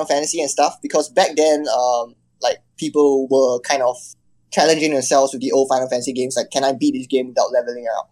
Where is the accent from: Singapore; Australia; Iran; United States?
Singapore; I'm from Singapore, which is considered like Southeast Asia